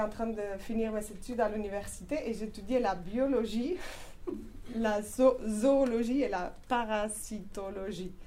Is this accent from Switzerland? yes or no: no; Spain; French is a second language; moved away as an adult; Je suis espagnole